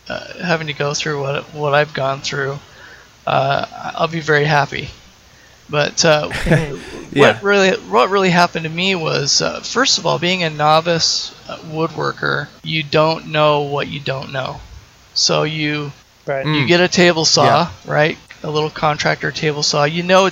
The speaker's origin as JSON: {"language": "English", "town": "Salt Lake City", "region": "Utah", "country": "United States", "moved": "as an adult", "lives_now": "Portland, United States", "said": "I'm originally from Salt Lake City, and I moved to Portland 8 or 10 years ago."}